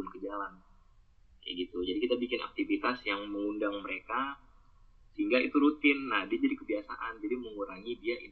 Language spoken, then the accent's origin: Indonesian; Bekasi, West Java, Indonesia; dia baru tahu kalau misalnya gue orang Bekasi bukan orangnya orang Jawa anjir.